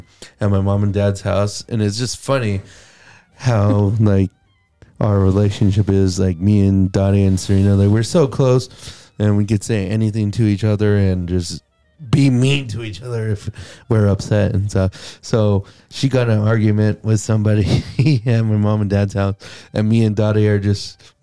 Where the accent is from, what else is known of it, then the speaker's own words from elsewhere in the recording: Mississippi, United States; I am from Mississippi.